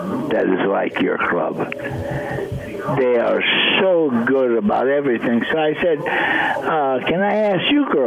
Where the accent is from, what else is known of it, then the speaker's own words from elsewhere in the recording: Bridgewater, South Dakota, United States; now in California, United States; I came from Bridgewater, South Dakota, a town of 600 people. That's very important to me. That's where I was raised.